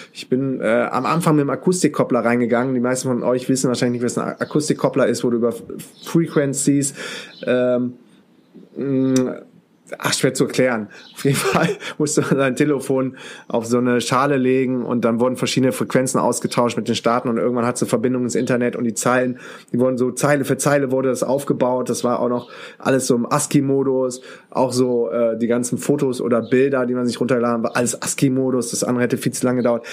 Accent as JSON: {"language": "German", "town": "Düsseldorf", "region": "North Rhine-Westphalia", "country": "Germany", "moved": "as an adult", "lives_now": "Münster, Germany", "said": "als Düsseldorfer"}